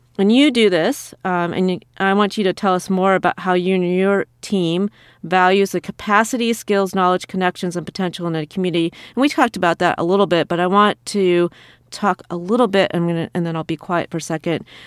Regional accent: Iowa, United States; moved away as an adult; also born or lived in England; after I moved to, um, Iowa, my hometown

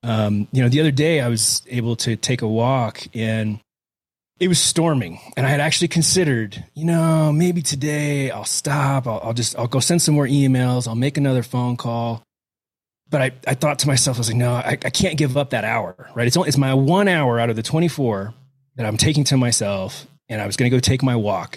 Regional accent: Houston, Texas, United States; moved away as an adult; now in Crested Butte, United States; I was raised in Houston, right, born and raised till, uh, till I was eighteen years old and ran off in the military

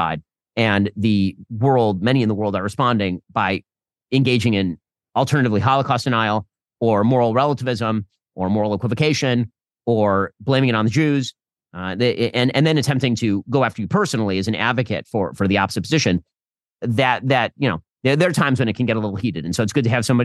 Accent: United States; I'm from America

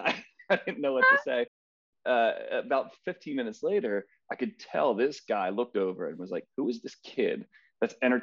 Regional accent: Philadelphia, Pennsylvania, United States; I grew up in Philadelphia. I'm a lifelong Philadelphian

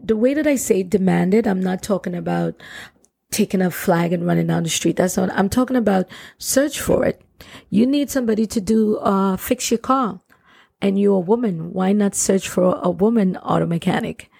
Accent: Trinidad & Tobago; I grew up in Trinidad and Tobago, which is one of the most beautiful Caribbean islands ever

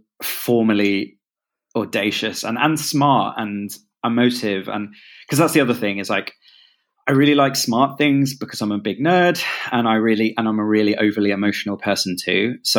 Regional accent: London, United Kingdom; I'm from London

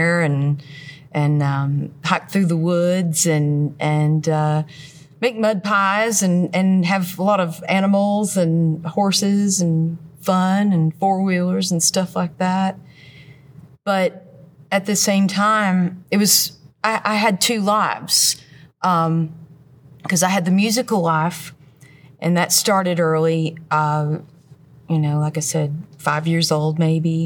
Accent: Crossville, Tennessee, United States; I'm from Crossville, Tennessee

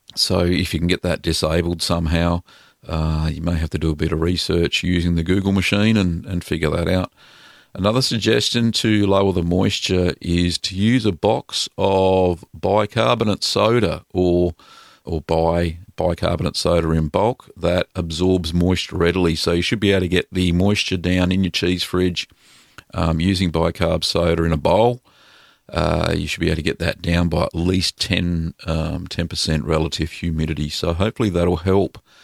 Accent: Victoria, Australia; in Victoria, here in Australia, in my home state

